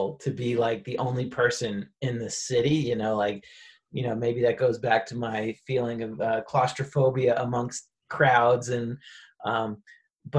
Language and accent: English; New York, United States; moved away as an adult; now in Colorado, United States; I'm from New York originally